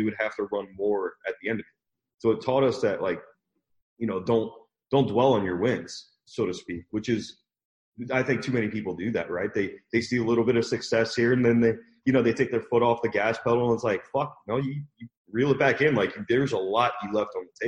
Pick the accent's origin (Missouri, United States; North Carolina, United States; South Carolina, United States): Missouri, United States; St. Louis; I grew up in St. Louis, Missouri